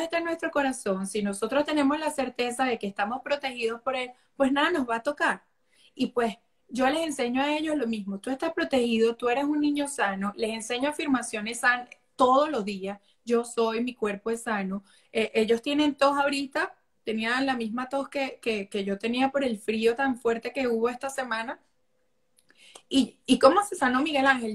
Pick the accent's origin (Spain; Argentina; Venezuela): Venezuela; moved away; amo mi país, o sea, les enseño a mis hijos la cultura de mi país todos los días, las canciones, su plato navideño, sus arepas